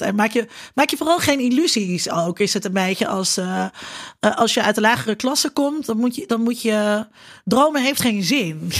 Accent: Netherlands; als Nederlanders

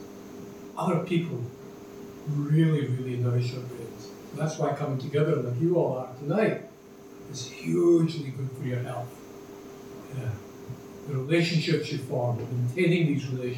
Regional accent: Glasgow, Scotland, United Kingdom; now in Dublin, Ireland; when I was growing up in Glasgow in the 50s as a young boy and 60s

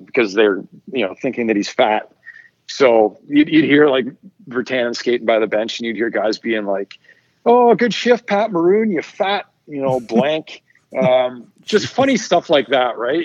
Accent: Ottawa, Ontario, Canada; moved away; also born or lived in Vancouver / Toronto; I, lived in Ottawa for a long time growing up

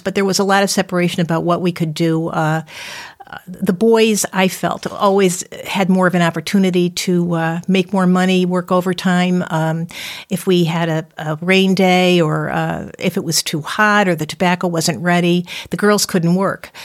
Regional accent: Windsor, Connecticut, United States; I'm from Windsor, and I grew up in the Deerfield section of Windsor

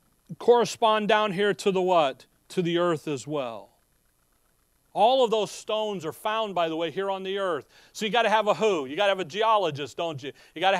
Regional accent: Chicago, Illinois, United States; When growing up in Chicago, they have forest preserves throughout the city, so that the city people know what a tree and grass look like.

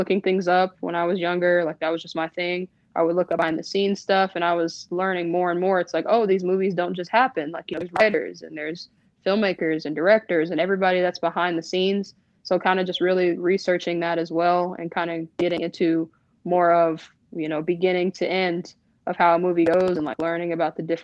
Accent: Chattanooga, Tennessee, United States; I'm from Chattanooga, Tennessee.

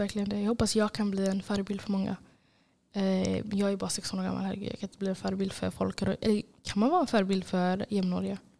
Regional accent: Gothenburg, Västra Götaland, Sweden; jag är från Angered.

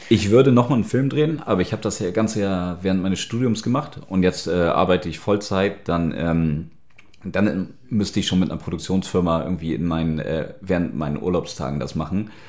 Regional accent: Hamburg, Germany; born or raised there; moved away as an adult; now in Berlin, Germany

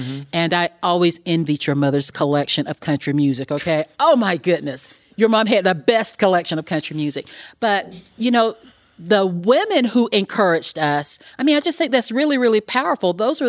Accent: the South, United States; a lot of women growing up in the South when we did, you know, I'm a woman of a certain age

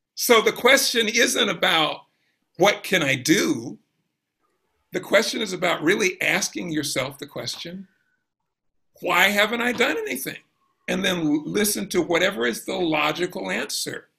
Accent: Brunswick, Georgia, United States; now in Louisville, United States; I grew up in Georgia, South Georgia

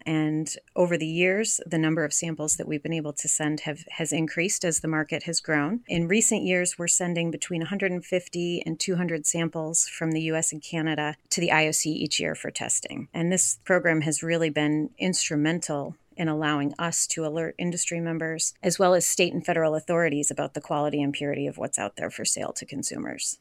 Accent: Rome, New York, United States; I am from Rome, New York.

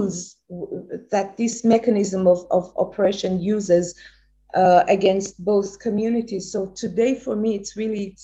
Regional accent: Tehran, Tehran Province, Iran; now in Israel; I was born and raised in Iran, in Tehran, a very conservative, middle-class, ordinary Jewish family

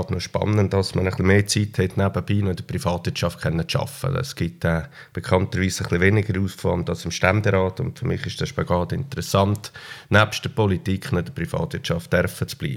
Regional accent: Switzerland; äh, ich glaube, die Heimat bei uns ist dem zufolge wichtig, dass wir äh, eine sehr stabile Heimat haben bei uns in der Schweiz.

